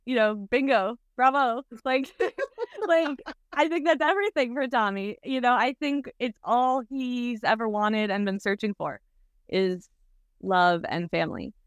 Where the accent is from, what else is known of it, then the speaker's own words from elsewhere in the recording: Wisconsin, United States; now in Los Angeles, United States; We grew up together in Wisconsin and now we live together in L